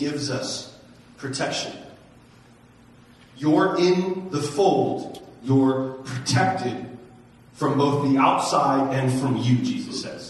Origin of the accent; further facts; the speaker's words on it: United States; American Christians